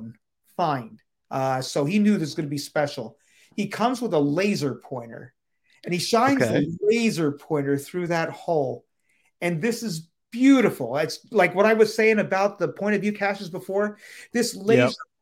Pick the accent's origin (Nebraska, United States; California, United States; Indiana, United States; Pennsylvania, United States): Pennsylvania, United States; my home state of Pennsylvania